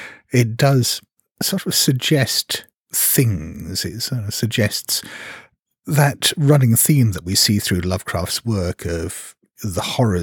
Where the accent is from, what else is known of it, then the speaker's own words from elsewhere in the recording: Hong Kong; I come from Hong Kong.